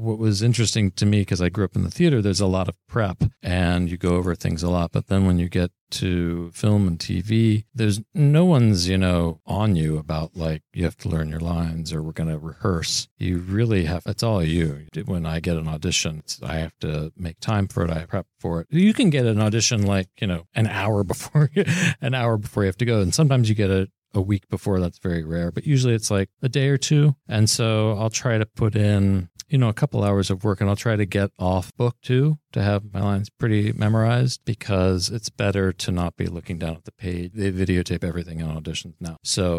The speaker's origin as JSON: {"language": "English", "town": "Cincinnati", "region": "Ohio", "country": "United States", "moved": "yes", "said": "I'm from Cincinnati"}